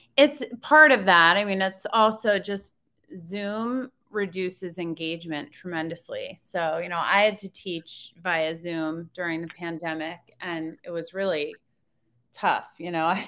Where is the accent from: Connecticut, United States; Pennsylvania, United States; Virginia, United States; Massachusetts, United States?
Connecticut, United States; moved away as an adult; also born or lived in upstate New York / Washington, D.C. / Maryland; I grew up in Connecticut.